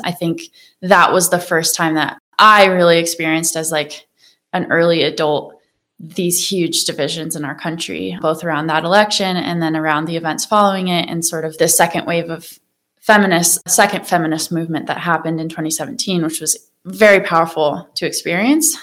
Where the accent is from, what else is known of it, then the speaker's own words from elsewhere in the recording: Wyoming, United States; moved away as an adult; also born or lived in Maine / Colorado; now in Boulder County, United States; And I grew up in Wyoming